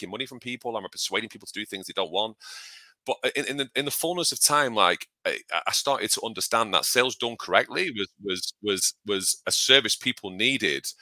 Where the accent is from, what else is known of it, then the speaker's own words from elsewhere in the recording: United Kingdom; I'm British.